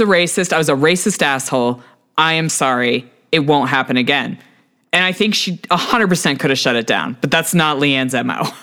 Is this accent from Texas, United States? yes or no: yes; Texas, United States; as a Texan